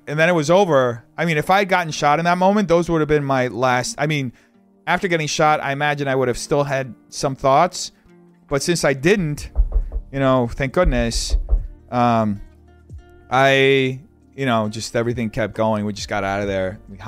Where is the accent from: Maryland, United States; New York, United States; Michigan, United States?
Maryland, United States; Baltimore; Yeah, I'm from Baltimore and I visited LA last year.